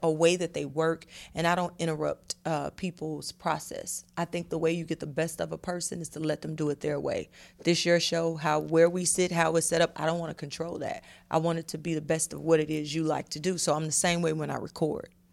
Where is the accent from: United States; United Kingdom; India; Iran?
United States; Atlanta, Georgia; I'm from Atlanta